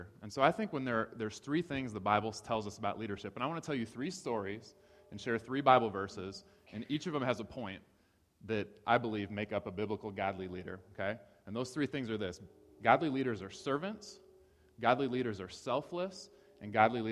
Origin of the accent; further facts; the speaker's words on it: Ohio, United States; moved away; I grew up in Ohio.